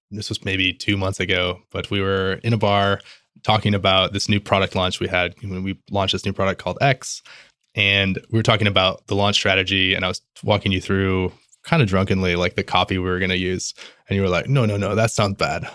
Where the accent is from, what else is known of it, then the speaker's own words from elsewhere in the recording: Midwest, United States; I'm Midwestern